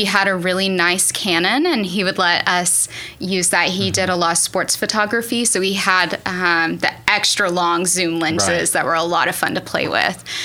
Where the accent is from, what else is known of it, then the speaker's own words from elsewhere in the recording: Borger, Texas, United States; moved away as an adult; also born or lived in Seattle / Portland / India / Dallas; now in Del City, United States; born and raised in Texas in a small town called Borger, which is outside of Amarillo.